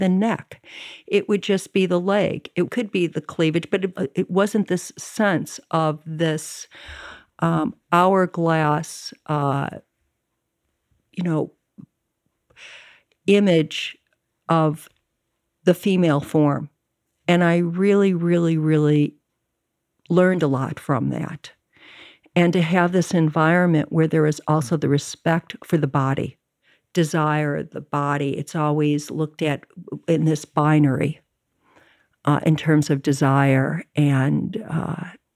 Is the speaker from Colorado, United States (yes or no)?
no; Chicago, Illinois, United States; also born or lived in Evanston, Illinois / San Francisco; I grew up in Chicago and in Evanston